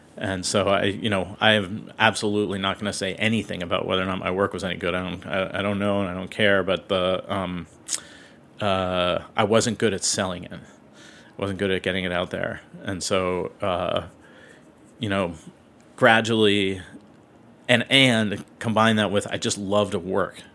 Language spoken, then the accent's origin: English; Seattle, Washington, United States; now in New York, United States; I grew up in Seattle